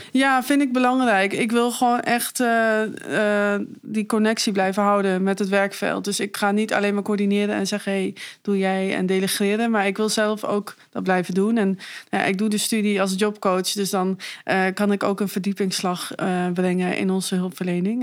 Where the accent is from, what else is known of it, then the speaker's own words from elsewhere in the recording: Meppel, Drenthe, Netherlands; also born or lived in Leeuwarden / Leiden; now in Zwolle, Netherlands; ik ben geboren in Leeuwarden en opgegroeid in Meppel